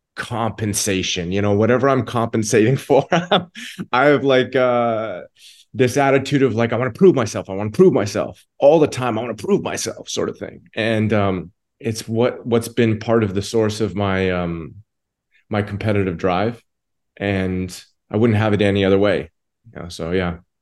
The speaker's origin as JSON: {"language": "English", "town": "Toronto", "region": "Ontario", "country": "Canada", "said": "I'm from Toronto, Canada, and I've got a home about 20, 25 minutes away from the stadium."}